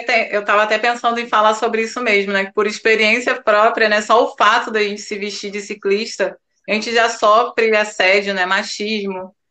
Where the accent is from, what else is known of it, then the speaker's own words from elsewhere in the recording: Iguaba Grande, Rio de Janeiro, Brazil; sou de Guaba Grande